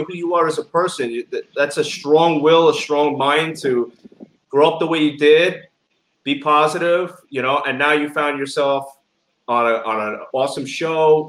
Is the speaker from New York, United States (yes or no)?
yes; New York City, New York, United States; accent: New York; now in West Palm Beach, United States; I was raised in Bensonhurst, which is a very big Italian neighborhood in Brooklyn.